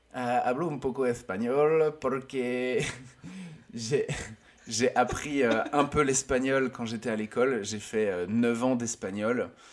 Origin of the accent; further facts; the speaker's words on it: Lorient, Brittany, France; je suis originaire de Lorient en Bretagne, c'est dans l'ouest de la France.